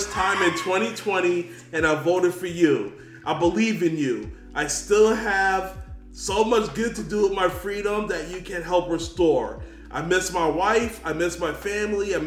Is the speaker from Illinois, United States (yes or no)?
no; New York, United States; As a New Yorker